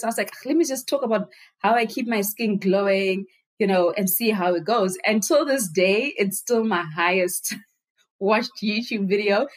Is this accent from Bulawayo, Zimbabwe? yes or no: no; Harare, Zimbabwe; I was born and raised in Zimbabwe